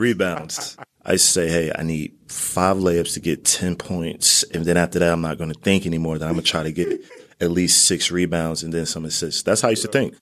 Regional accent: Newark, New Jersey, United States; I grew up in Newark, New Jersey.

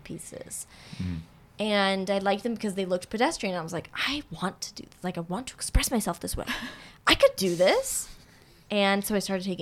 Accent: Miami, Florida, United States; now in Los Angeles, United States; I'm from Miami

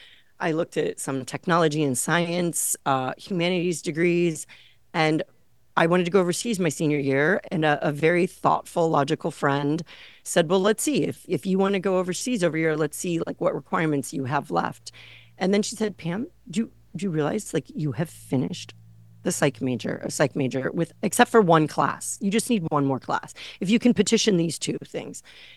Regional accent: Illinois, United States; mostly men working in a community I grew up in the Chicago suburbs.

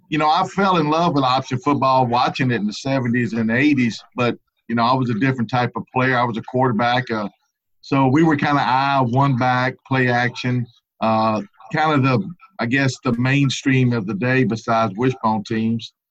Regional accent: Baton Rouge, Louisiana, United States; also born or lived in Lake Charles, Louisiana; I grew up in the Baton Rouge area.

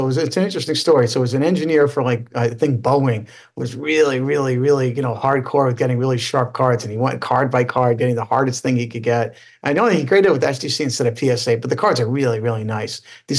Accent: New York City, New York, United States; where I grew up in Queens

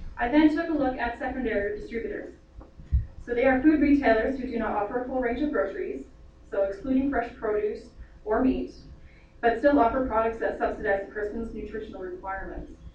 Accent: Lethbridge, Alberta, Canada; also born or lived in England; I'm from Lethbridge, I've been here my whole, whole life, just about other than a year in England

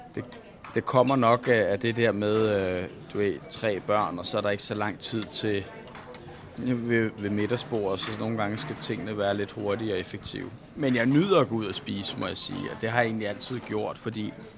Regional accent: Bornholm, Capital Region of Denmark, Denmark; jeg kommer fra Danmark eller jeg kan sige, at jeg kommer fra Bornholm

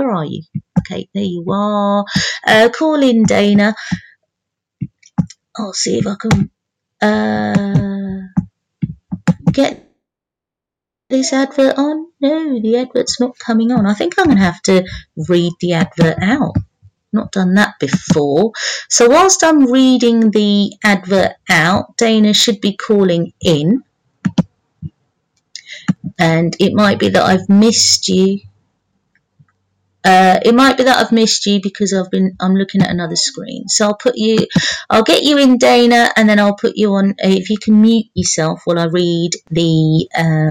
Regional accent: London, United Kingdom; I'm from London

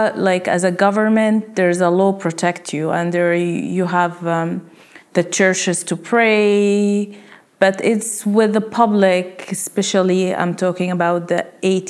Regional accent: Jordan; moved away; I grew up in Jordan.

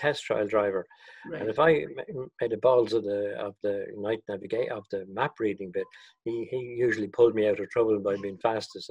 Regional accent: Dunboyne, County Meath, Ireland; I grew up in Dunboyne, County Meath

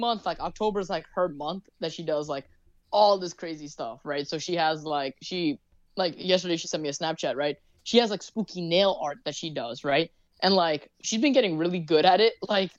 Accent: New York, United States; we're from the States, right? So, and we're also New Yorkers.

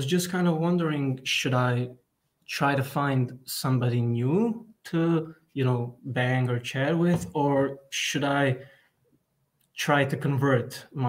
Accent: Croatia; I'm 18. I'm from Croatia

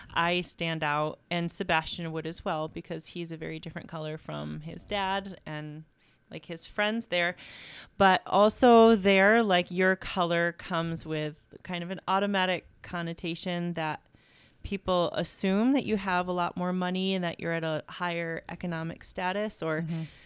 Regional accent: Carthage, New York, United States; I'm originally from Carthage, New York. And yeah, grew up in a small town, loved it so much

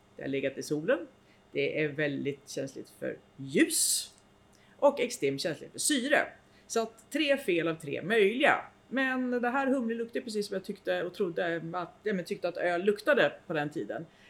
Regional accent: Nyköping, Södermanland, Sweden; moved away as an adult; also born or lived in Uppsala; Jag kom från Nyköping

